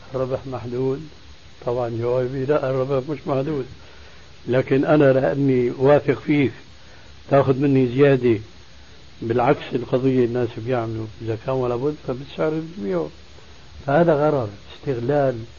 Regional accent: Damascus, Damascus Governorate, Syria; عندنا في دمشق

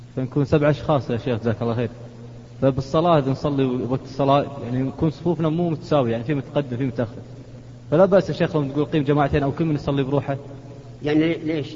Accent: Kuwait; احنا من الكويت

